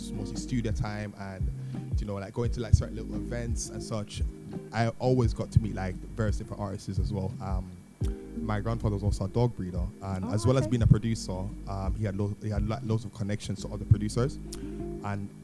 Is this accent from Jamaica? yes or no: yes; Jamaica; moved away as an adult; also born or lived in United Kingdom; now in London, United Kingdom; I'm born in the UK, but I grew up in Jamaica